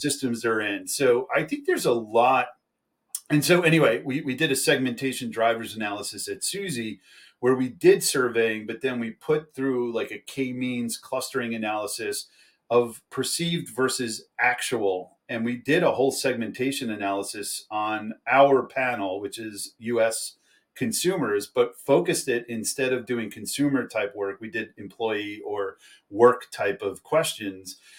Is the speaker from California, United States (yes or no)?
no; New York, United States; I'm from New York